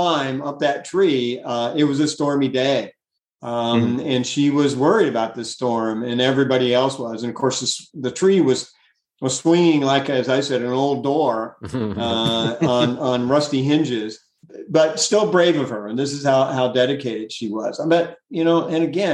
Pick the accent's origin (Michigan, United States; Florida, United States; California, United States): Florida, United States; Largo; When I was a kid growing up in Largo